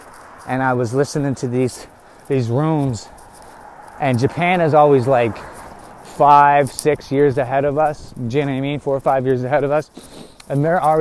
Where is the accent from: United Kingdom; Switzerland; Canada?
Canada; we're from Canada